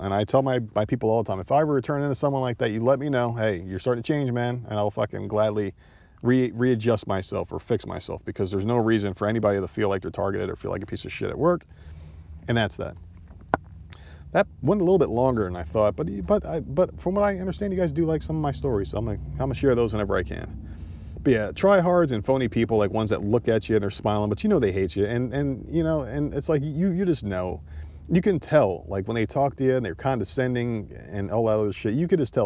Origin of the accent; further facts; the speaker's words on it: Northeast, United States; moved away; I'm from the Northeast